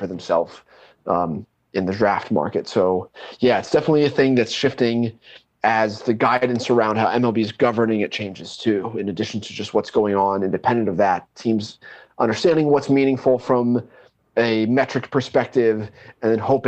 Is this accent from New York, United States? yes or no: no; Pennsylvania, United States; moved away; where I'm from Pennsylvania originally